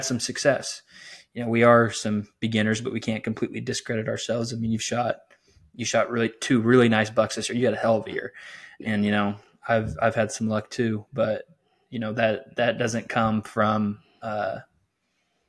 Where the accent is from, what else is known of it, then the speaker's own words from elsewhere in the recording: South Central Illinois, United States; I'm from South Central Illinois